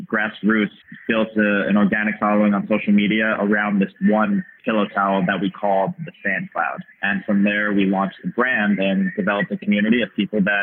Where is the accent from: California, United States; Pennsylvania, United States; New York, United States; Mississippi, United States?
New York, United States; Long Island; growing up on Long Island, New York City is a train ride away